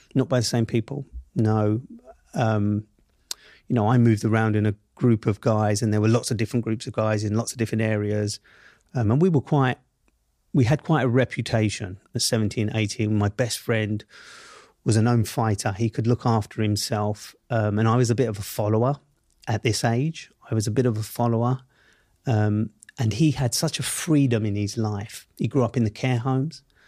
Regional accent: London, United Kingdom; accent: Southeast London; I grew up in Southeast London, Camberwell to be precise

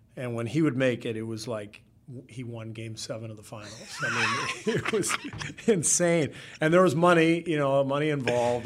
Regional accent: California, United States; I'm from California

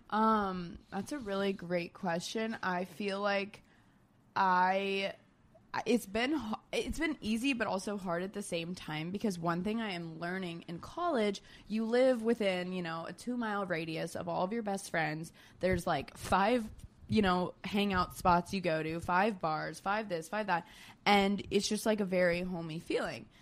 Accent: Florida, United States; moved away as an adult; also born or lived in Georgia; now in New York City, United States; I grew up in Florida.

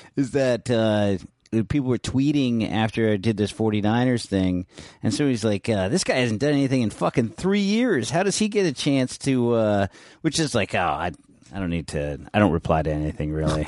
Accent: San Francisco, California, United States; I grew up in San Francisco in North Beach

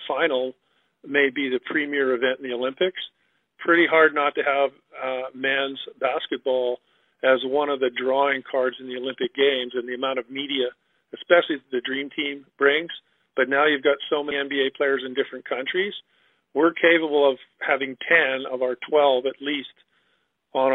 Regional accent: Vancouver, British Columbia, Canada; I came from Point Grey

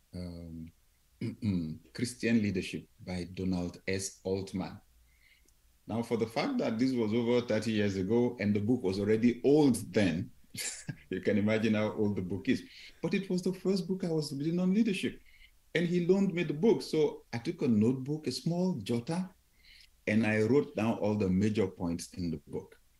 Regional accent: Nigeria; we came on vacation from Nigeria

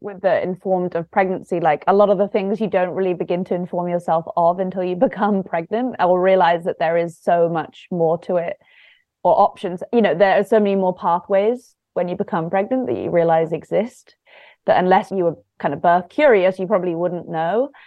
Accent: London, United Kingdom; moved away as an adult; also born or lived in south coast of England; now in Los Angeles, United States; I grew up in London, very much kind of city sort of childhood

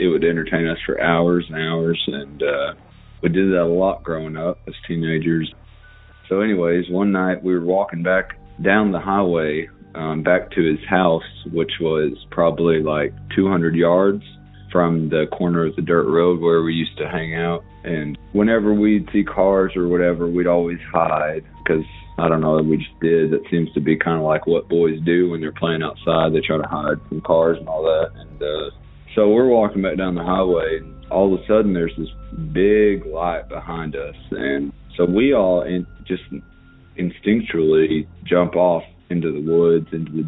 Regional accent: Arkansas, United States; I'm from Arkansas. I live up in the Ozark Mountains, a very rural community

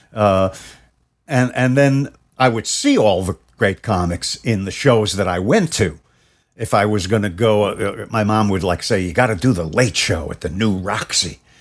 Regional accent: New York City, New York, United States; as a kid growing up in Brooklyn

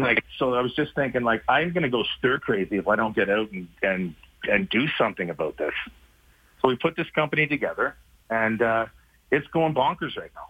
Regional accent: Canada; I'm pretty sure my birth certificate says I'm Canadian

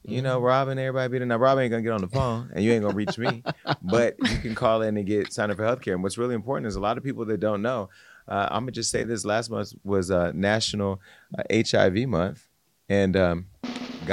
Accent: Stockton, California, United States; my hometown, to small towns

